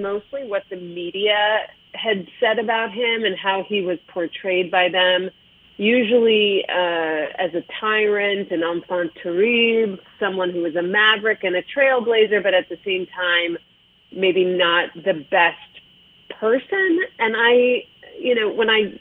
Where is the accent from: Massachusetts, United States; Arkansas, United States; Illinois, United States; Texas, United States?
Illinois, United States; Chicago; moved away as an adult; now in Los Angeles, United States; I grew up in Chicago. My mother was a food writer in the city. I moved to Los Angeles 6 years ago